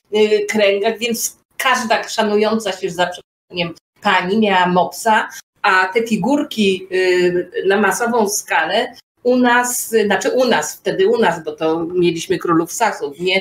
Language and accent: Polish; Poland; u nas w Polsce